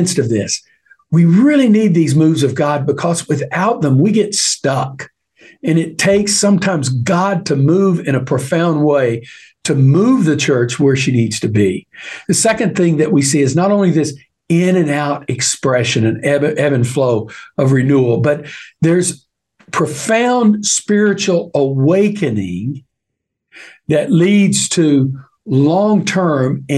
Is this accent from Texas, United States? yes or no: yes; East Texas, United States; I grew up in East Texas